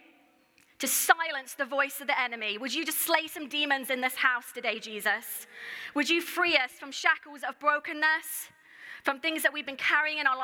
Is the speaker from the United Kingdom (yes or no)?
yes; United Kingdom; I'm also British